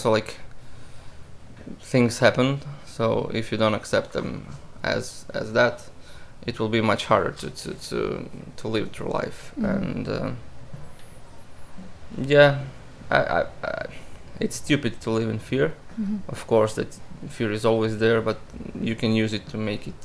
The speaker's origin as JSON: {"language": "English", "region": "Istria County", "country": "Croatia", "tie": "born or raised there", "also_born_or_lived": "Rijeka / Umag / Pazin / Labin", "second_language": "English", "moved": "as an adult", "lives_now": "Sweden", "said": "So I was born in Rijeka, but my whole life I've been in Istria, which is a region very close to Italy and Slovenia, the westest region in Croatia"}